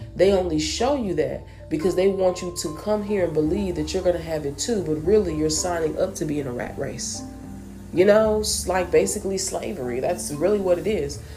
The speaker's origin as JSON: {"language": "English", "country": "United States", "tie": "born or raised there", "said": "a person that was born and raised in America"}